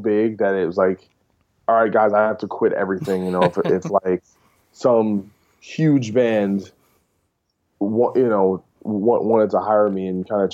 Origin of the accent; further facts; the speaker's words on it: New Jersey, United States; I'm from Jersey, where E-Town's from